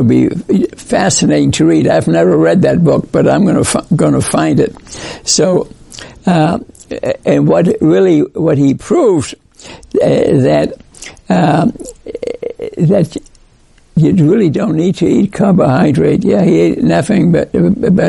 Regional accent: New York, United States; I grew up in New York

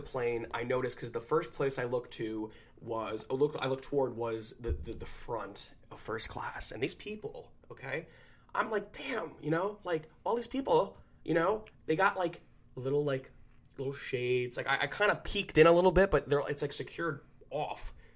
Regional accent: New Jersey, United States; we're from Jersey

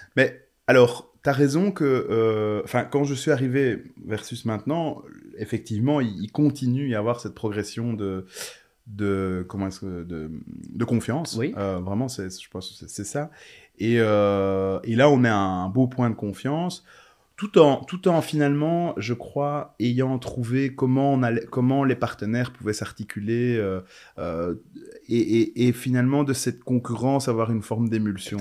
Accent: Charleroi, Wallonia, Belgium; moved away as an adult; also born or lived in Brussels; ma ville natale

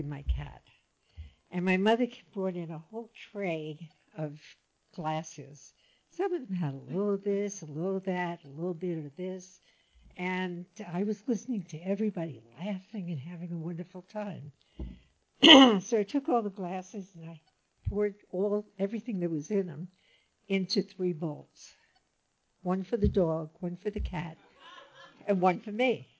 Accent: New York City, New York, United States; now in Laguna Niguel, United States; As I said, I'm from the Bronx, and I'm also from an area called Little Italy

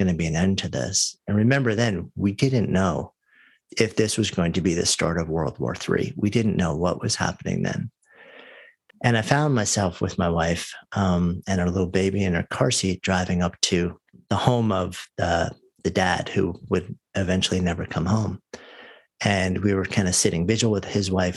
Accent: New York, United States; moved away as an adult; I grew up just outside of New York, and I've lived my entire adult life up until just about a year ago in New York City

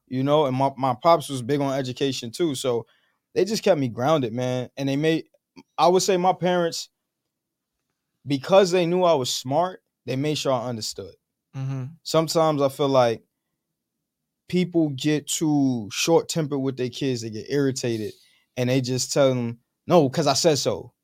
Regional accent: New York City, New York, United States; I'm a New Yorker, born and raised.

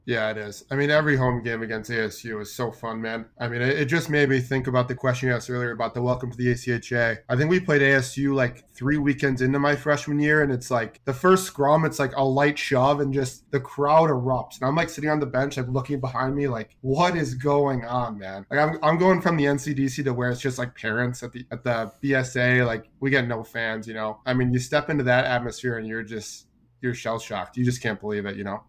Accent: Chicago, Illinois, United States; moved away as an adult; also born or lived in New Jersey; now in Tucson, United States; I grew up in Chicago, um, played triple A growing up

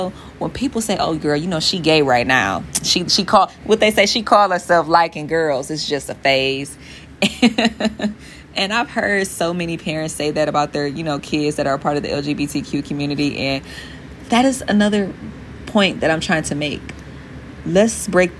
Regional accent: Detroit, Michigan, United States; I'm from Detroit, Michigan, the east side to be exact

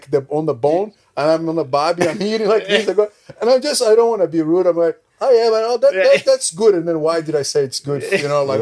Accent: Brazil; English is a second language; moved away; I'm from Brazil

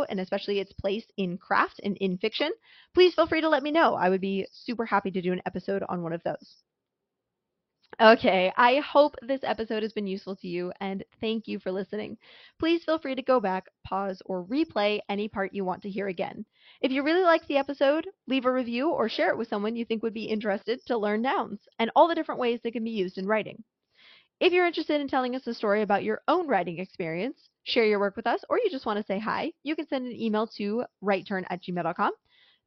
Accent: west coast of the United States, United States; I, for example, grew up on the west coast of the United States

